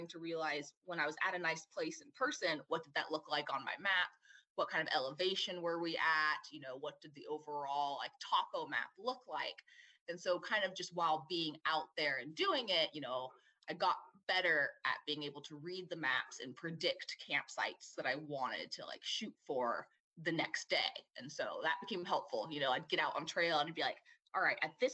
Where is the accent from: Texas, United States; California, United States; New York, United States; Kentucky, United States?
California, United States; Southern; growing up in SoCal